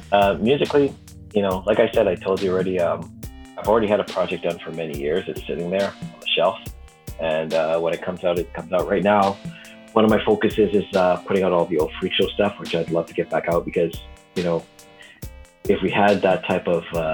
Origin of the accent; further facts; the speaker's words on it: Canada; being a Canadian MC and being a hip hopper from this part of the country